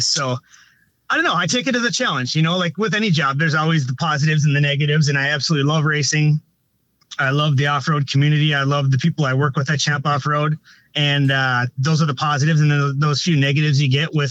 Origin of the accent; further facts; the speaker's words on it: Ashland, Wisconsin, United States; I grew up in Ashland, Wisconsin, doing dirt track racing